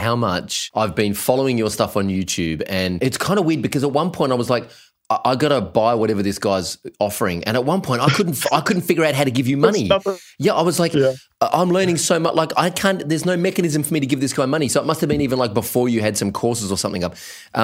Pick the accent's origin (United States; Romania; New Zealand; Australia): Australia; us little Antipodeans over here in Australia